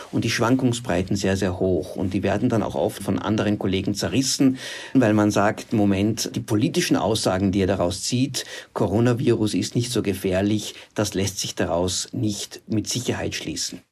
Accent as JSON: {"language": "German", "country": "Austria", "said": "bei uns in Österreich"}